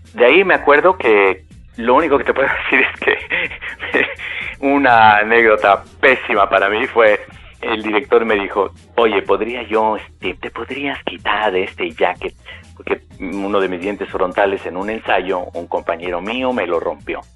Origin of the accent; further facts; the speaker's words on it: Mexico; mi país